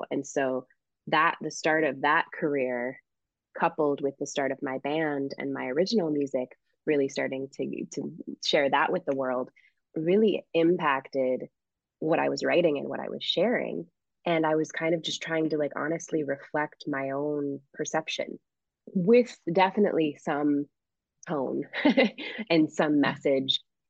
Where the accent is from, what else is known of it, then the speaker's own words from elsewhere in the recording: Springfield, Massachusetts, United States; we were the only Haitian French Canadian family. anywhere from what I could see in my hometown of Springfield, Massachusetts. It was very, very Irish, Catholic, Puerto Rican area when I was growing up.